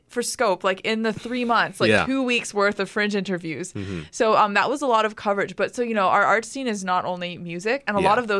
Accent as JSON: {"language": "English", "town": "Burlington", "region": "Ontario", "country": "Canada", "said": "I'm from Burlington."}